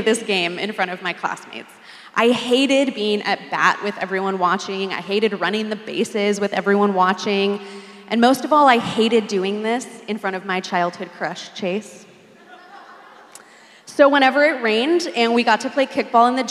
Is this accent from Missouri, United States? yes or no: no; Southern California, United States; moved away as an adult; now in Boston, United States; I grew up in Southern California, moved to Boston about 8 years ago